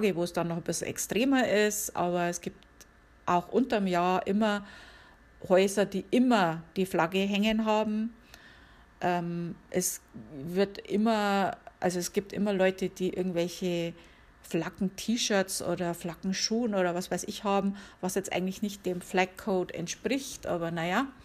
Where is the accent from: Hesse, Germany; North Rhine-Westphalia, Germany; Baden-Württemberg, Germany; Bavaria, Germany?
Bavaria, Germany; now in United States; Auch etwas, das ich von anderen Ländern jetzt so nicht kenne, vor allem nicht von wo ich herkomme, also von Bayern, wie man ja hört.